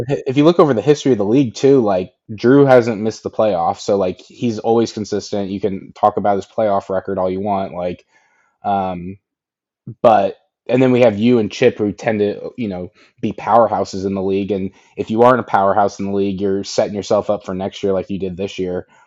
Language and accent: English; Indiana, United States; I'm from Indiana.